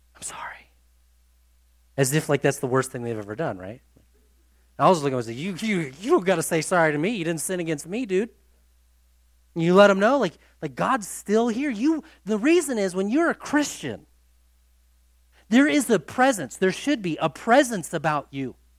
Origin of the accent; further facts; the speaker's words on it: United States; we are from the United States of America